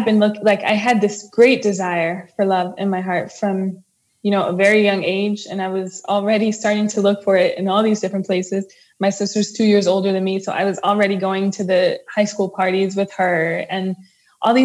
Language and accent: English; New Jersey, United States; So I was from New Jersey.